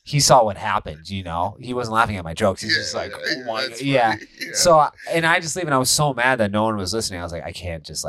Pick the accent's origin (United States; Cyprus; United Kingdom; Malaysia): United States; Eden Prairie, Minnesota; moved away as an adult; also born or lived in Montana; Born and raised in Minnesota. Okay. Born and raised Eden Prairie